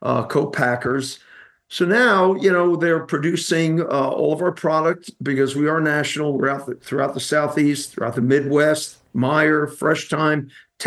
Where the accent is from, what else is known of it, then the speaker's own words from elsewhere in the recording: Genoa, Liguria, Italy; English is a second language; now in United States; I'm from Genoa, Italy, a small town by Lake Como.